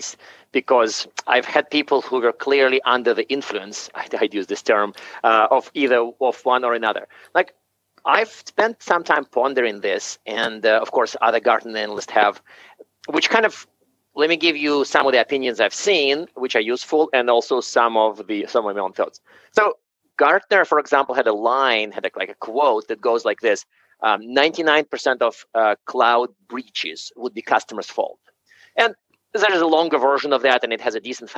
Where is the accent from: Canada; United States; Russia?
Russia; Siberia; moved away; I was actually born in Siberia